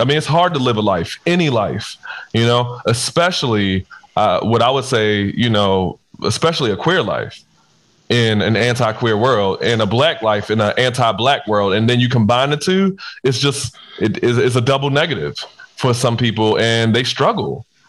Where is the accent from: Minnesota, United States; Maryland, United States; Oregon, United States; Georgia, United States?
Maryland, United States; Baltimore; I'm from Baltimore. I'm from the hood